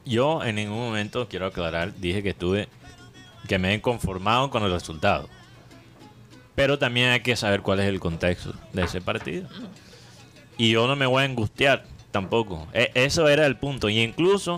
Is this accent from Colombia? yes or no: yes; Colombia